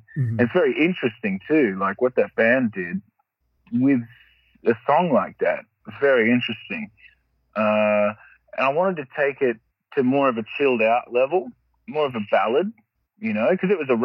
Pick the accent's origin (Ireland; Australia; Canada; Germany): Australia; where I grew up in Australia is very, the roads aren't very good.